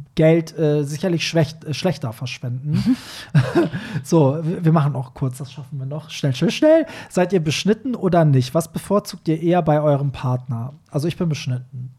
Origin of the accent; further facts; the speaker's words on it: Iran; now in Germany; als Iraner, äh, also der aus einem Land kommt, wo halt Schwule bis heute irgendwie ermordet werden